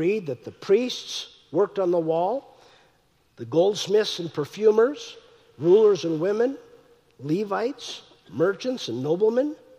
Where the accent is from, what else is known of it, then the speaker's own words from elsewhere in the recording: North Dakota, United States; I'm from North Dakota